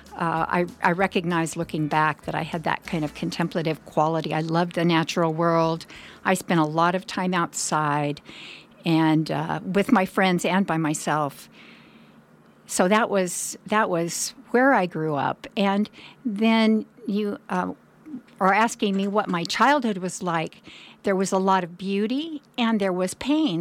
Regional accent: Oroville, California, United States; also born or lived in San Diego / Bay Area; I was raised most of my childhood in Oroville, which is about a little over an hour away.

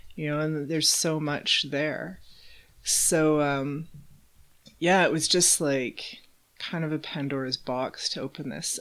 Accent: Calgary, Alberta, Canada; also born or lived in Edmonton; grew up pretty much in Calgary. I think I was about six maybe when we moved here

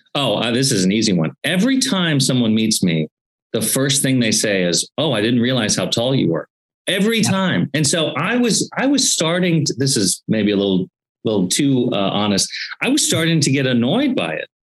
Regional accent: Beavercreek, Ohio, United States; now in Cincinnati, United States; I was born and raised in Beaver Creek, Ohio.

